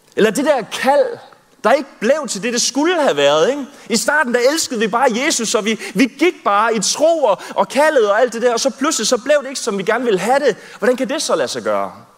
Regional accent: Southern Jutland, Southern Denmark, Denmark; jeg er vokset op i Sønderjylland, tredive kilometer fra grænsen, så jeg er rigtig i Sønderjyde.

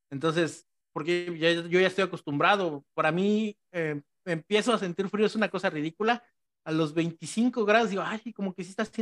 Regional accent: Mexico City, Mexico; accent: chilango; se me sale así como que mi acento chilango, pero diciendo cosas de acá.

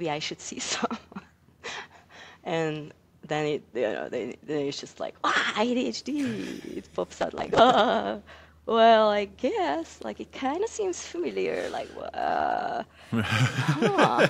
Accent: Hungary; moved away; I'm from Hungary

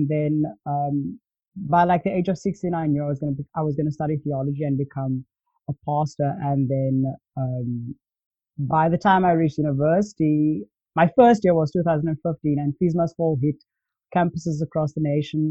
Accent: Cape Town, Western Cape, South Africa; I grew up in Cape Town

